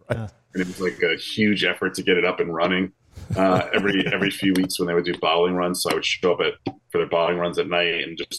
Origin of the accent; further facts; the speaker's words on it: New Jersey, United States; I'm from the East Coast, so college football isn't quite as big, and I've never lived in a place where college football was hyped this much